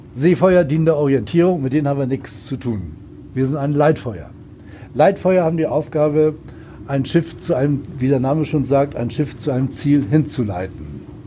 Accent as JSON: {"language": "German", "region": "Hamburg", "country": "Germany", "said": "Ich komme selbst aus Hamburg"}